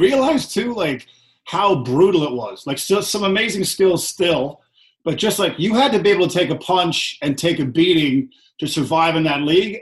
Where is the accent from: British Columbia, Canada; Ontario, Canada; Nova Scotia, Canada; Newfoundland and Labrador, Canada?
Newfoundland and Labrador, Canada; Corner Brook; I'm originally from Corner Brook, Newfoundland myself.